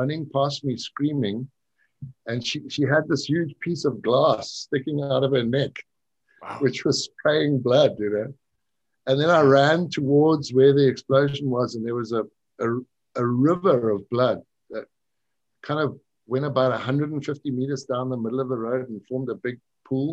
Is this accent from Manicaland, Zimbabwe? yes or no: yes; Chipinga, Manicaland, Zimbabwe; moved away; in my little town where I grew up in Chipinga